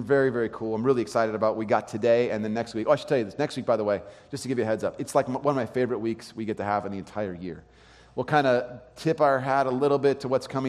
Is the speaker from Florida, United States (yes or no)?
no; California, United States; I grew up in California.